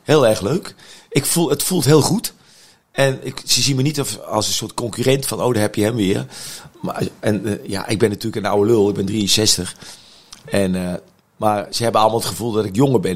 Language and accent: Dutch; Utrecht, Netherlands; als Utrechter